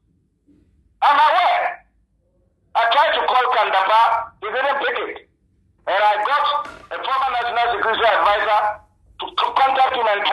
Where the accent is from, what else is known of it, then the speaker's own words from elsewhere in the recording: Ghana; I'm a Ghanaian.